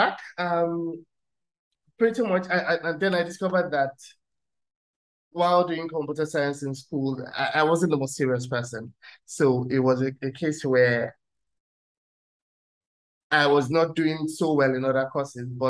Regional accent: Nigeria; moved away as an adult; now in Germany; I'm Nigerian

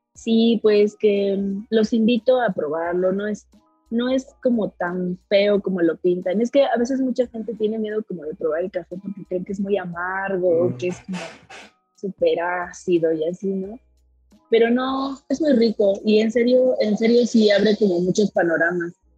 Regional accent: Milpa Alta, Mexico City, Mexico; yo nací en el Palta, ah, yo soy de allá

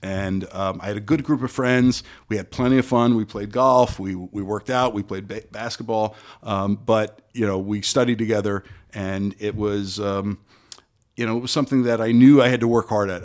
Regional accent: Parkland, Florida, United States; I grew up in Parkland, went to Stoneman Douglas for high school

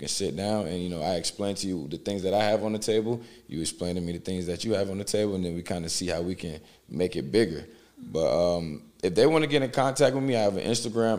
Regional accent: Beaufort, South Carolina, United States; also born or lived in Marietta, Georgia; now in Atlanta, United States; I was born in Beaufort, and then 2 weeks after that, my mom actually moved to Atlanta, to Marietta

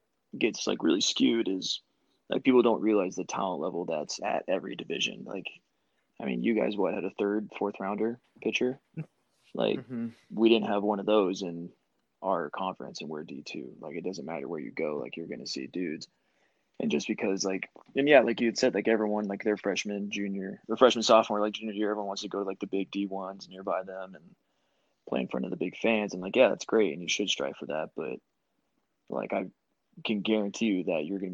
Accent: Tucson, Arizona, United States; growing up in Tucson, like I had the U of A growing up

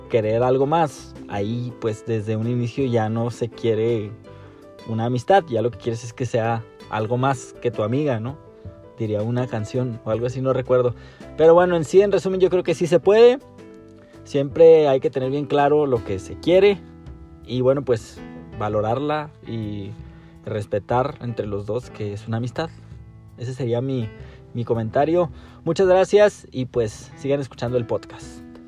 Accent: Chihuahua, Mexico; soy de México, para ser exacto de Chihuahua

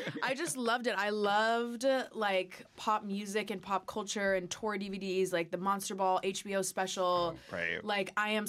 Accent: St. Louis, Missouri, United States; moved away as an adult; now in Los Angeles, United States; I'm from St. Louis, Missouri.

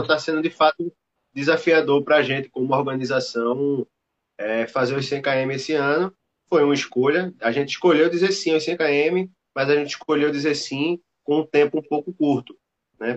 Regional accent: Recife, Pernambuco, Brazil; a gente é de Recife

